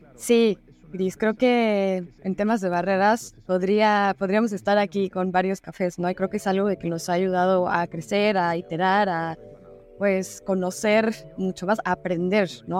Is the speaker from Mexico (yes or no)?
yes; Mexico